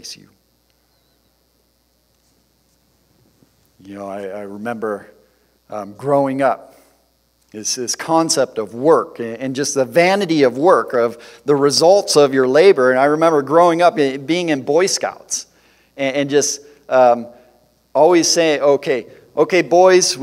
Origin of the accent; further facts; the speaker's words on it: Detroit, Michigan, United States; also born or lived in Central Ohio; growing up in the Detroit area in the motor industry